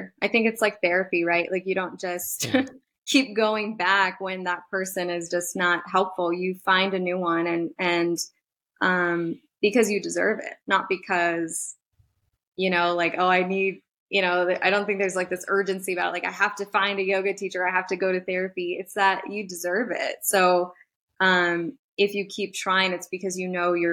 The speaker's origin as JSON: {"language": "English", "country": "Nicaragua", "moved": "yes", "lives_now": "Reno, United States", "said": "I'm from Nicaragua"}